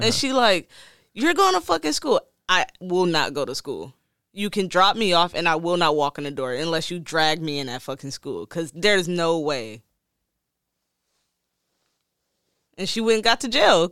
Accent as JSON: {"language": "English", "town": "Detroit", "region": "Michigan", "country": "United States", "said": "I'm from Detroit"}